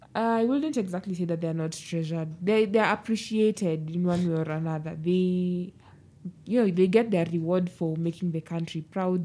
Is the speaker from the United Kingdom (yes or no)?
no; Kenya; I am still a Kenyan. I am still a Kenyan. I was born in, Kenya's my motherland